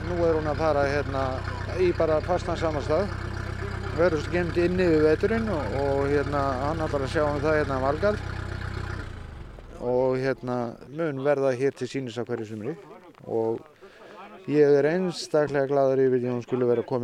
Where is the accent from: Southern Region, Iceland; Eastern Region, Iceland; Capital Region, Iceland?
Eastern Region, Iceland; Krossavík; kom með hana í Krossavík þar sem að ég eiginlega ólst upp með þessari vél alla tíð